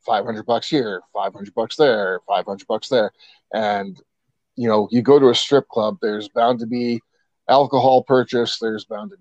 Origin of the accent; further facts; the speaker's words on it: East Coast, United States; I brought that with me from my home state on the East Coast.